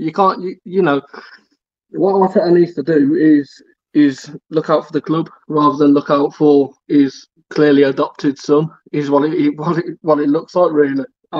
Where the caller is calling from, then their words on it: England, United Kingdom; I'm a mate from the Midlands.